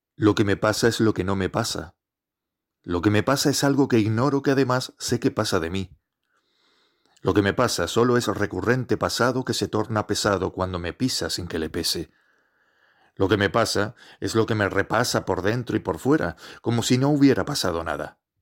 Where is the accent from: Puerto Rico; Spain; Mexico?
Spain; Gran Canaria, Canary Islands; soy de Gran Canaria